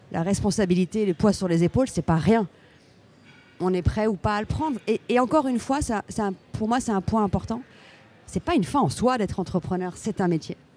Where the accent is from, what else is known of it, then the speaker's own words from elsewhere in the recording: France; Je suis française, européenne, très fière de l'être